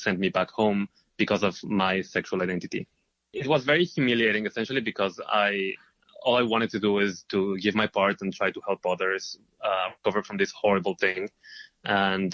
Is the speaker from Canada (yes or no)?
no; Israel; moved away as an adult; now in New York, United States; I am originally from Israel. I moved here to New York 2 years ago